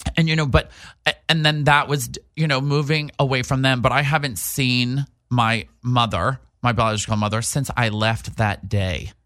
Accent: New Hampshire, United States; accent: East Coast; moved away; also born or lived in New York City; big time East Coast. I'm from New Hampshire

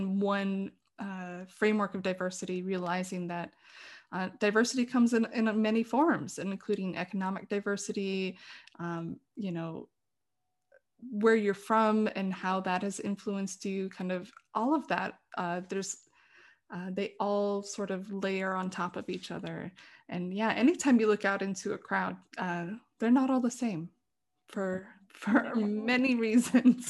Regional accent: South Dakota, United States; I didn't grow up in Yankton, but I grew up in South Dakota

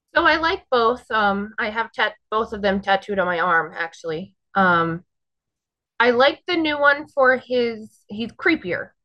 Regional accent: North Brunswick, New Jersey, United States; I am North Brunswick, New Jersey

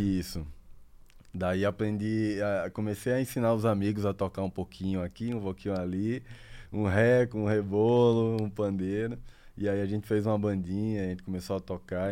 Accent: Aracaju, Sergipe, Brazil; also born or lived in Santa Catarina; nasci aqui em Aracaju. Mas minha família, meus pais são de Papiá

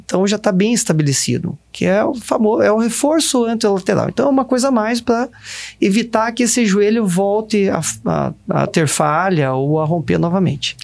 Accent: Ponta Grossa, Paraná, Brazil; na minha cidade, que eu morava, eu nasci em Ponta Grossa

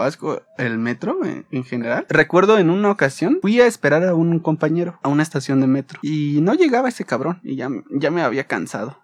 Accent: Mexico; uno como mexicano uno como residente

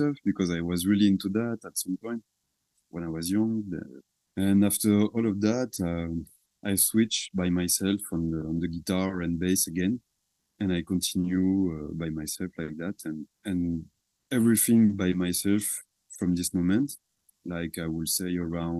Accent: south of France, France; English is a second language; It's just a simple music school from my hometown.

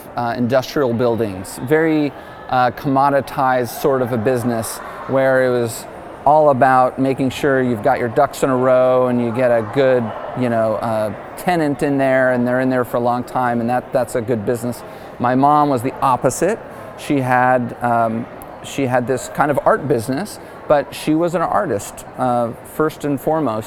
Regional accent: Dallas, Texas, United States; moved away as an adult; also born or lived in Malibu, California; I'm from Dallas originally

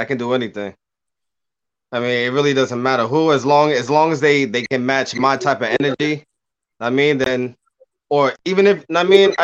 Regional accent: Cambridge, Boston, Massachusetts, United States; moved away; I was born in Cambridge, Boston. I mean, shout out to Boston, 617. I mean, raised in 978

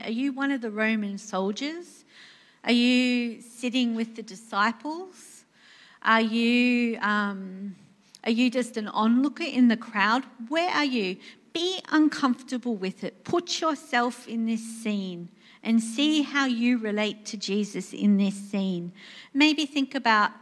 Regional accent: Australia; I'm Australian

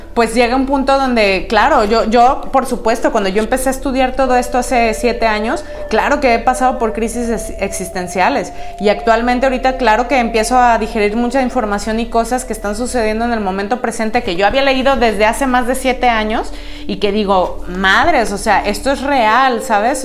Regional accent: Mexico; como buenos mexicanos

